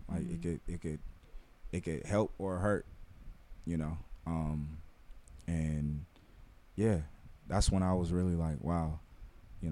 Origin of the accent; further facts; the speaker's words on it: Los Angeles, California, United States; I grew up in the Crenshaw District